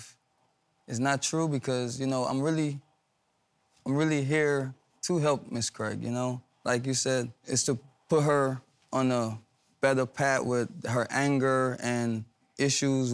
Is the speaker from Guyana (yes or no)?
yes; Guyana; moved away; I'm not from here, I'm from Guyana.